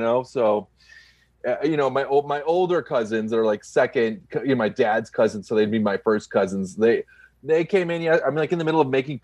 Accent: Upper Peninsula, Michigan, United States; also born or lived in New York; I'm from Michigan. So I came from Michigan and from the Upper Peninsula

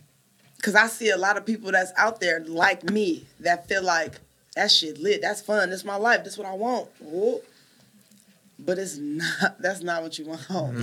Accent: Richmond, California, United States; Where I grew up at. North Richmond.

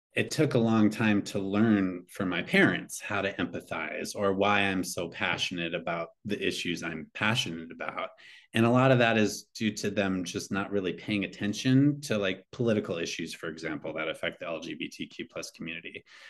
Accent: Eastern Montana, United States; moved away; growing up in Eastern Montana

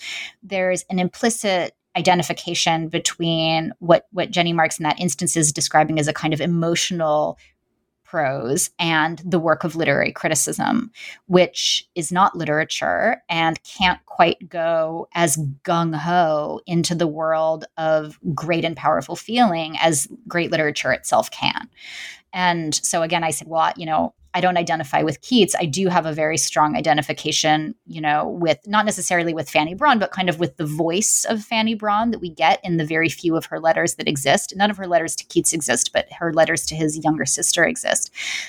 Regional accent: New York City, New York, United States; I mean, I'm from New York City, you know, and I was a young child during the 90s

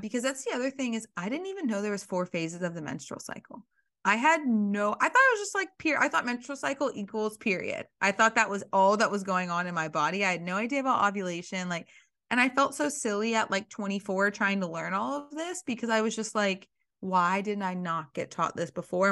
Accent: Alabama, United States; I grew up in Alabama

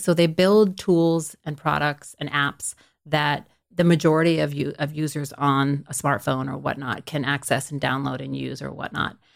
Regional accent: Stockton, California, United States; I'm from Stockton, California, which is, you know, a pretty large city in California, but it's right in the middle of the state. It's, you know, back in the late eighties when, when I grew up there.

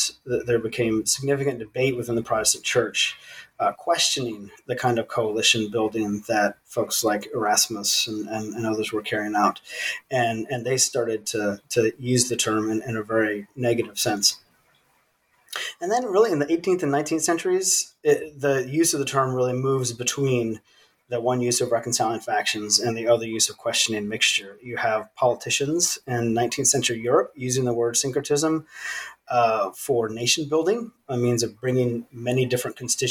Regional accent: Virginia, United States; born or raised there; also born or lived in East Africa / South Sudan

